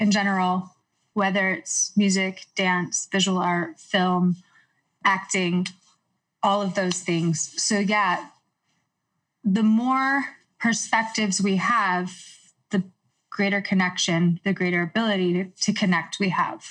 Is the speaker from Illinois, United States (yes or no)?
no; Houston, Texas, United States; moved away as an adult; also born or lived in New York; now in Los Angeles, United States; I grew up in Houston. I moved to New York at 18 to do my undergraduate